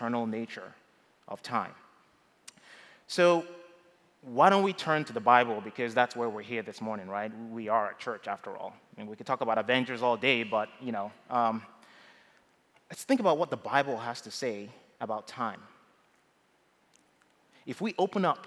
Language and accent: English; Nigeria; moved away as an adult; now in United States; when I was growing up in Nigeria